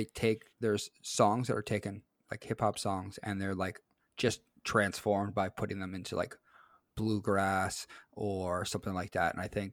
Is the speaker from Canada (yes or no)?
yes; Timmins, Ontario, Canada; I grew up in Timmins. That's the home